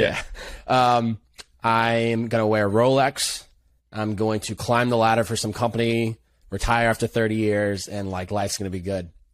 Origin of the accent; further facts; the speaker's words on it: Chicopee, Massachusetts, United States; I grew up in Western Massachusetts. Chicopee, Massachusetts